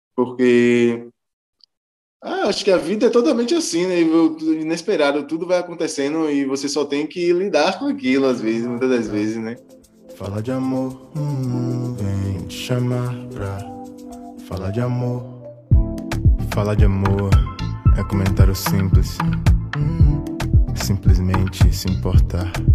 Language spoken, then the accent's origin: Portuguese; Salvador, Bahia, Brazil; sou baiano, sou terapolitano Cheio de dendê na veia